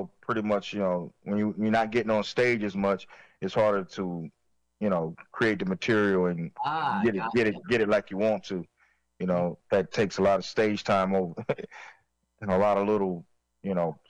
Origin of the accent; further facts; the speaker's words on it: Florence, South Carolina, United States; near where I grew up in Florence, South Carolina